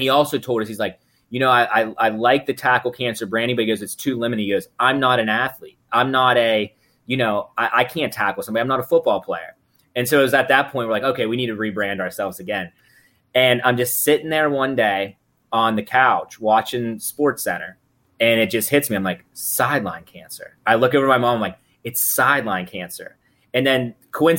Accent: Central Pennsylvania, United States; We're from Central Pennsylvania.

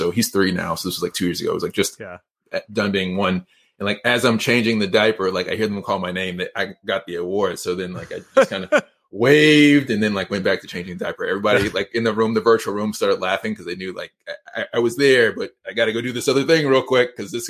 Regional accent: Georgia, United States; I was born right outside of Atlanta in DeKalb County. I'm from Georgia. I lived in Georgia for like 20 years and been down here for 10 years.

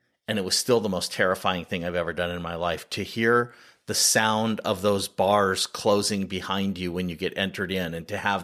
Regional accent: Sunnyvale, California, United States; I grew up in the Bay Area

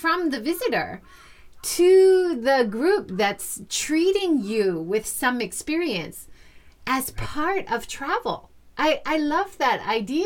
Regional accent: Hawaii, United States; I grew up in Hawaii

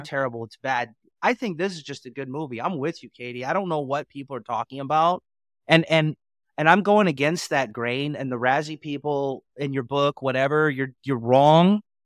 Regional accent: Portland, Oregon, United States; I'm from Portland, Oregon

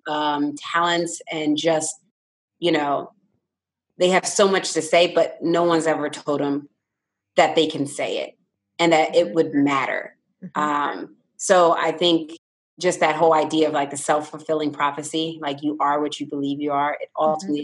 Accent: Philadelphia, Pennsylvania, United States; now in Newport News, United States; I was born and raised in Philadelphia

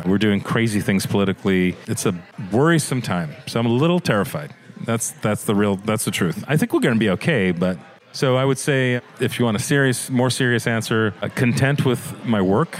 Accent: Singapore; Born and raised in Singapore.

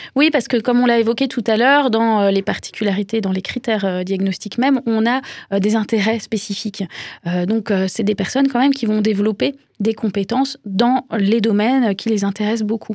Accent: France; chez nous en France

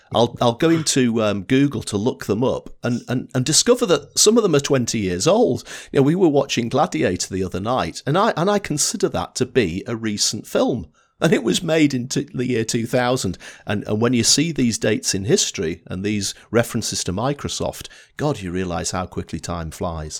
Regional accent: Blackpool, North West England, United Kingdom; accent: Northern English; I was brought up in Blackpool in the north of England

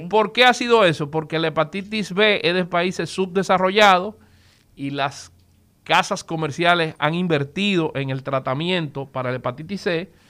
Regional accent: Dominican Republic; nosotros como dominicanos

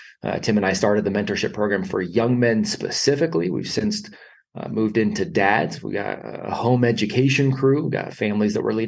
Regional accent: California, United States; I grew up in California

